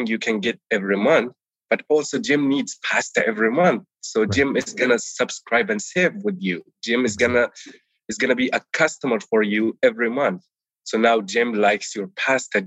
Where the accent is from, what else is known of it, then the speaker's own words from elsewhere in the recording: Palestine; first language Arabic; English is a second language; moved away as an adult; now in United States; I was born and raised in Palestine